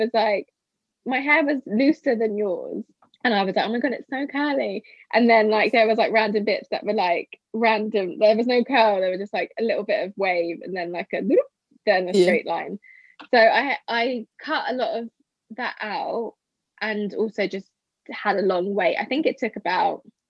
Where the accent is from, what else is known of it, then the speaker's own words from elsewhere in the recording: United Kingdom; also born or lived in Porto, Portugal; I hated being the Brit